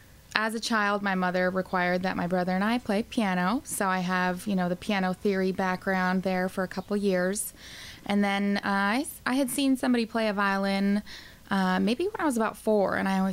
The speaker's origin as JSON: {"language": "English", "town": "Billings", "region": "Montana", "country": "United States", "tie": "born or raised there", "said": "Billings, Montana."}